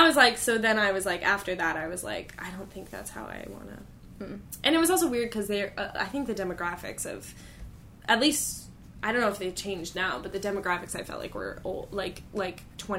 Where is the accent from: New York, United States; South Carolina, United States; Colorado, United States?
Colorado, United States; Denver; born or raised there